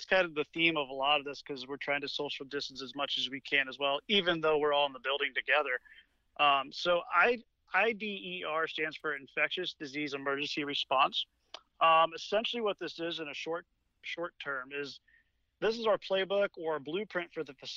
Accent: the South, United States; moved away as an adult; now in Michigan, United States; coming from the South

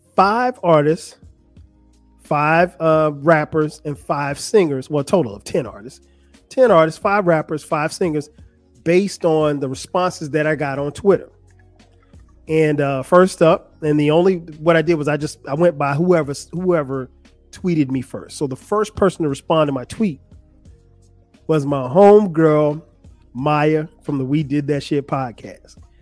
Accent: Florence, South Carolina, United States; my hometown of Florence, South Carolina.

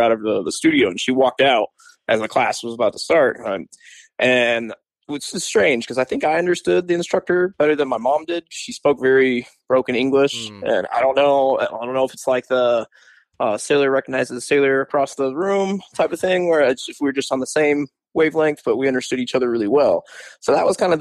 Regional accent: Kalamazoo, Michigan, United States; I'm from Kalamazoo

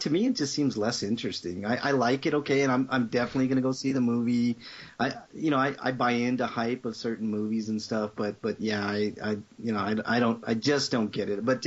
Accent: Denver, Colorado, United States; I born and raised in Denver

